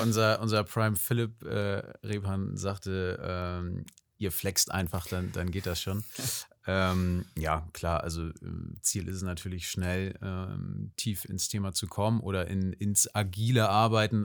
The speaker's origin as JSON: {"language": "German", "town": "Kiel", "region": "Schleswig-Holstein", "country": "Germany", "also_born_or_lived": "Hamburg", "said": "Ich komme einfach aus Kiel ähm, mit einer kleinen Zwischenstation in Hamburg und jetzt wieder in Kiel"}